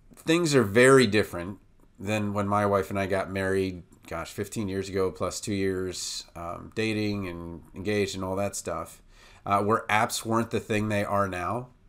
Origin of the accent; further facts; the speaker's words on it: Washington, District of Columbia, United States; moved away as an adult; also born or lived in Baltimore; now in Iowa, United States; I'm from Washington, D C, and then I moved to Baltimore